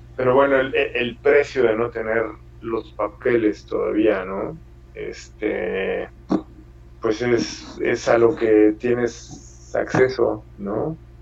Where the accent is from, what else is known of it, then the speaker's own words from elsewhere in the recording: Mexico; moved away as an adult; also born or lived in Italy / Seville, Spain; now in Ireland; soy mexicano